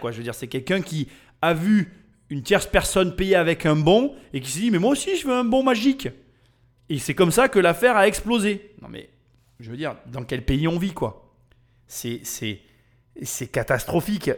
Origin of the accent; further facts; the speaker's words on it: Chèvremont, Bourgogne-Franche-Comté, France; je suis de Chèvremont